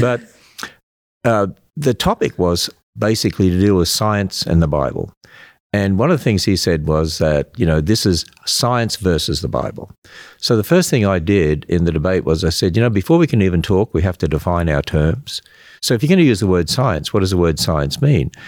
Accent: Australia; accent: Australian; now in United States; I'm an Australian. Yeah, I hope you can, I hope I still have that accent.

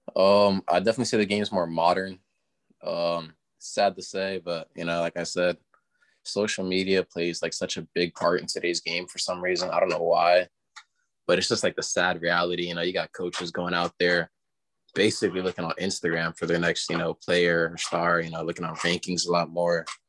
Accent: Florida, United States; moved away; I'm from Florida

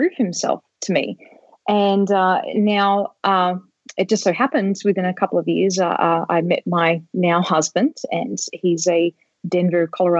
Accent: Australia; moved away; also born or lived in California; I'm originally from Australia. I was living in California at the time.

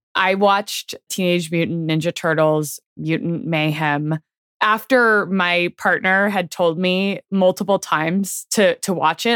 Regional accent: Bay Area, California, United States; I grew up in the Bay Area.

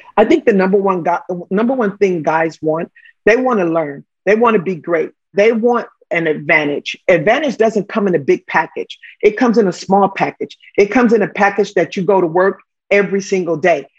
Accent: Los Angeles, California, United States; I'm a kid from Watts.

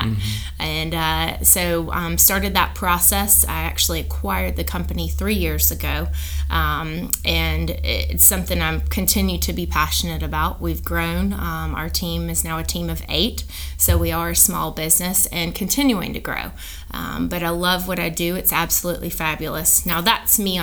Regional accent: Anderson, South Carolina, United States; also born or lived in Austin, Texas; I'm actually from Anderson, South Carolina, born and raised

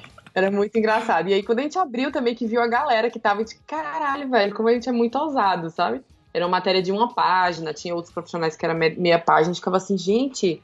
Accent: Juazeiro, Bahia, Brazil; moved away as an adult; also born or lived in Salvador; eu sou de Juazeiro, do interior da Bahia, lá no norte, divisa com Pernambuco

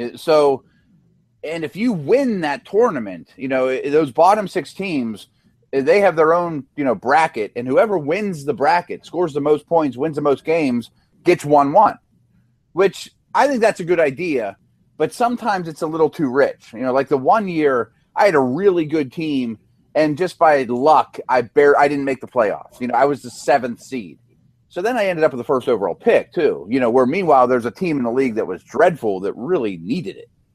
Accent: Pittsburgh, Pennsylvania, United States; I'm from Pittsburgh.

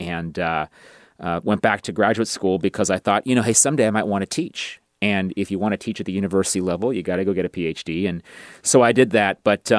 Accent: California, United States; But I really loved growing up in California.

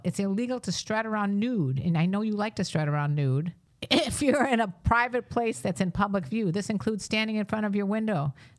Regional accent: Chicago, Illinois, United States; we're from Chicago, Illinois.

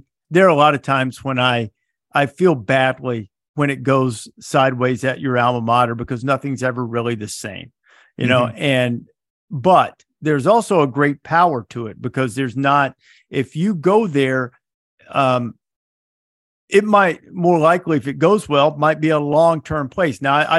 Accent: Muscle Shoals, Alabama, United States; I grew up in Northwest Alabama, where it was dry for quite some period of time.

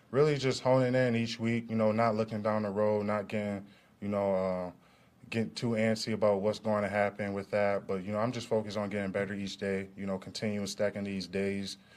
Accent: Detroit, Michigan, United States; You know, I'm from Detroit. You know, grew up a Detroit fan base kid. You know, Pistons, Tigers, Lions, Red Wings, all of them teams.

